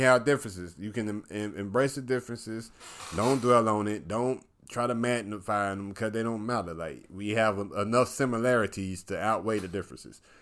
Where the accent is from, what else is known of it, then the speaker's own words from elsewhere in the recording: the South, United States; I'm from the South